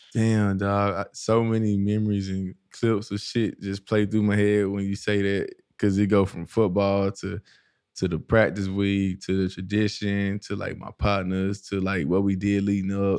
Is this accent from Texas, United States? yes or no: yes; East Texas, United States; moved away as an adult; also born or lived in Dallas, Texas / Minnesota; now in Arizona, United States; So I had left Dallas and went to East Texas uh, for football and that's where I grew up.